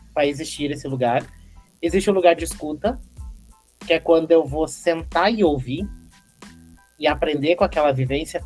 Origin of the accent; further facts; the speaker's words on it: Carazinho, Rio Grande do Sul, Brazil; moved away; eu nasci lá no interior do Rio Grande do Sul, uma cidade que se chama Carazinho